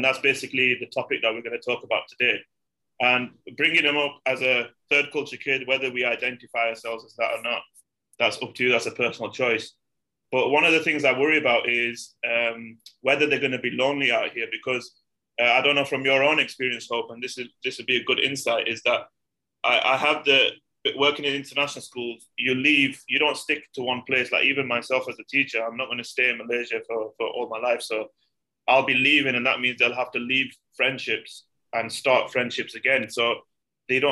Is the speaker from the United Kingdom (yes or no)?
yes; United Kingdom; I'm from the UK